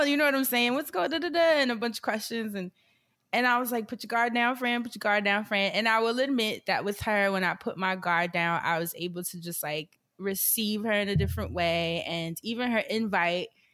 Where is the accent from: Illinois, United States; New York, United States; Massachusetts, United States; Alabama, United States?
New York, United States; New York City; moved away; being a New Yorker because we are prickly people.